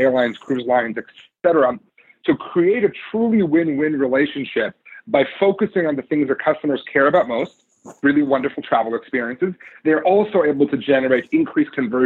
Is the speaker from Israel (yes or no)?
yes; Israel; moved away as an adult; now in Seattle, United States; I grew up in Israel.